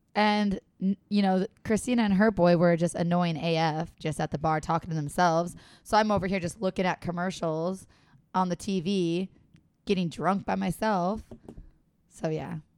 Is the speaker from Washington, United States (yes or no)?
no; San Diego, California, United States; San Diego